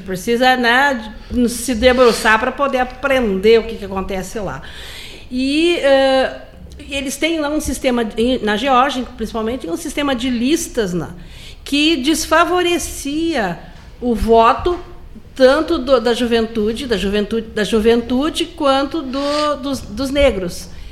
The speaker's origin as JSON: {"language": "Portuguese", "town": "Porto Alegre", "region": "Rio Grande do Sul", "country": "Brazil", "also_born_or_lived": "Pelotas", "moved": "yes"}